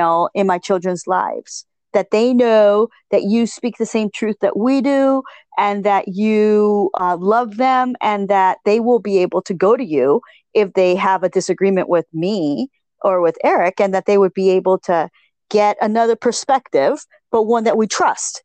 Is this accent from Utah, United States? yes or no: no; Connecticut, United States; how I was raised in Connecticut.